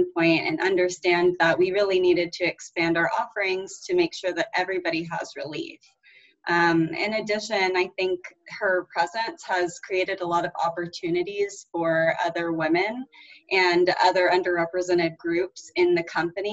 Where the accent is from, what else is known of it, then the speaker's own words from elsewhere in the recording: Houston, Texas, United States; growing up in Houston, Texas, which is an extremely, extremely diverse place